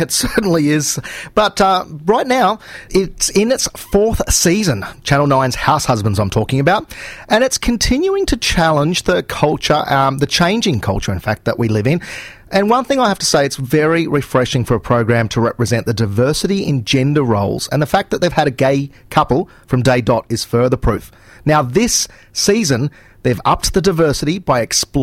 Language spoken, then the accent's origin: English; Perth, Western Australia, Australia; I'm from Perth